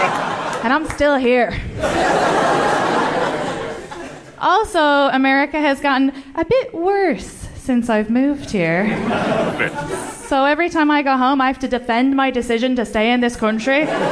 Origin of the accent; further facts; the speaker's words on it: Ireland; first language English; moved away as an adult; now in United States; I'm from Ireland. I've been living in your country for nearly 9 years.